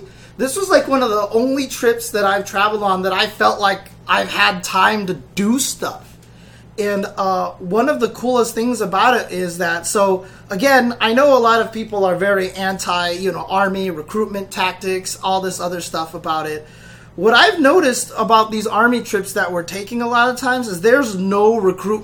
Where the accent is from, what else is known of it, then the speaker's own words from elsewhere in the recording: United States; we're from America